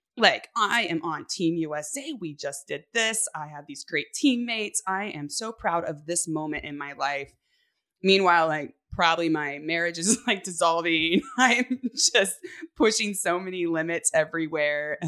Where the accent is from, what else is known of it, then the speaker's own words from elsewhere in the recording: Northern California, United States; born and raised in California, um, on a cattle ranch, and my parents still live up in Northern California